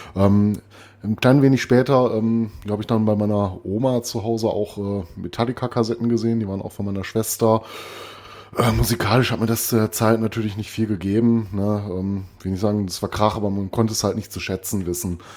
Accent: Recklinghausen, North Rhine-Westphalia, Germany; moved away; meine alte Heimat Recklinghausen

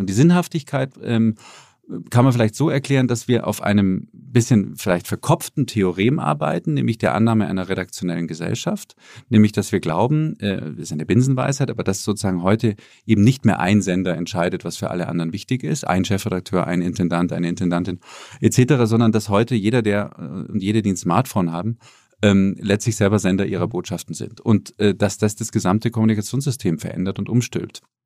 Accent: Munich, Bavaria, Germany; moved away as an adult; also born or lived in Berlin / Boston; ich bin in München aufgewachsen

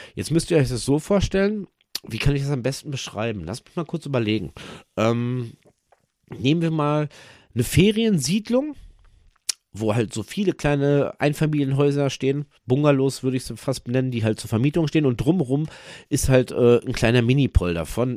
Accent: Germany; hier bei uns in Deutschland

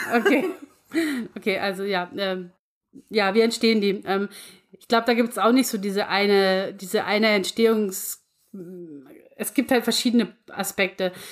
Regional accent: Lower Bavaria, Germany; bei uns in Niederbayern

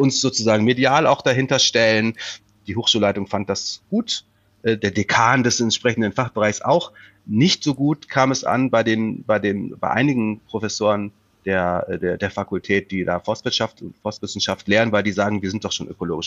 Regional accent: Rhineland, Germany; moved away; wenn ich zu meinen Eltern fahre im äh, Rheinland

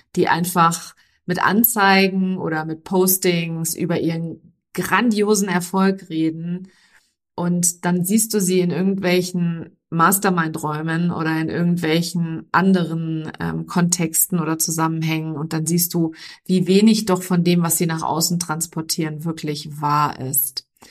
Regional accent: Germany; also born or lived in near London, United Kingdom; bei uns in Deutschland

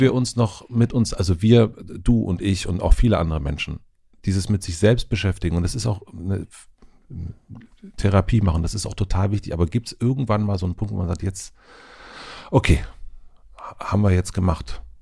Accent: Spree-Neiße, Lusatia, Brandenburg, Germany; durch Spree-Neiße also da wo ich herkomme, durch die Lausitz

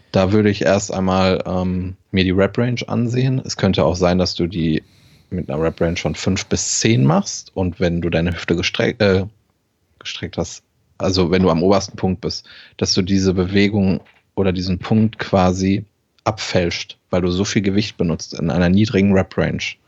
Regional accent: Germany; als Deutscher

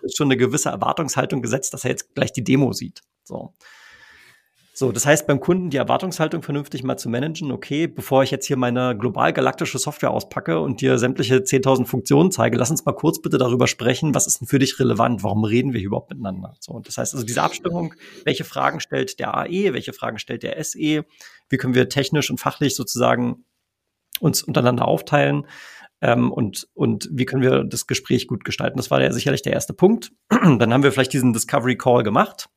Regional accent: Germany; bei uns in Deutschland

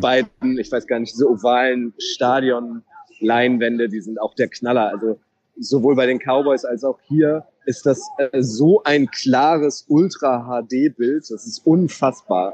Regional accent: Germany; wir kommen aus, aus Germany

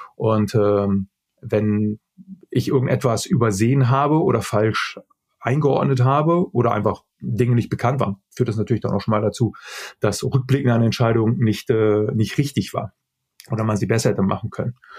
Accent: Germany; als, äh, als Deutscher groß geworden ist

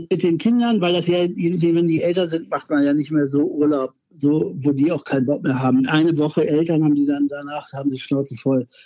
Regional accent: Bielefeld, North Rhine-Westphalia, Germany; Ich hatte eine ganz große Ausstellung in Bielefeld, was ist meine Heimatstadt.

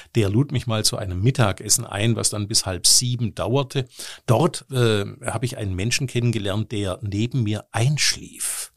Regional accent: Stuttgart, Baden-Württemberg, Germany; now in Cologne, Germany; aus meiner Heimatstadt Stuttgart

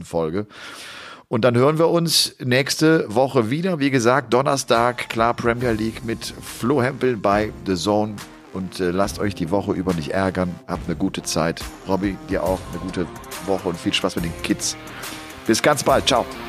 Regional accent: Rhineland, Germany; now in Upper Bavaria, Germany; ich komme ja aus dem Rheinland gebürtig

